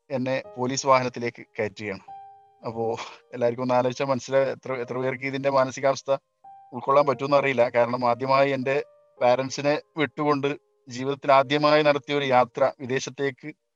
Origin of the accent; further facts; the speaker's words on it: Kerala, India; moved away as an adult; നമ്മളൊക്കെ കേരളത്തിലുള്ള ആളുകൾ ആയതുകൊണ്ട് തന്നെ നമ്മൾ പഠിച്ചതും വളർന്നൊക്കെ നമ്മുടെ നാട്ടിൽ തന്നെ